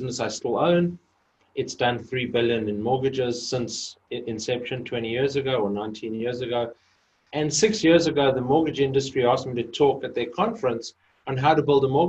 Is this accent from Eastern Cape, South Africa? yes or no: no; Johannesburg, Gauteng, South Africa; moved away; So I grew up in Johannesburg. I was actually born in a little town in the middle of the desert, but grew up most of my life in Johannesburg